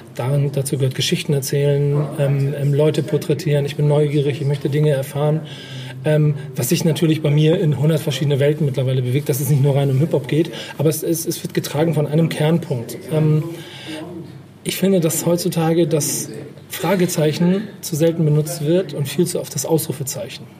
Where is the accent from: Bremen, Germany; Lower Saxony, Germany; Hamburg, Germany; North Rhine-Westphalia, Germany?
Hamburg, Germany; ich bin Hamburger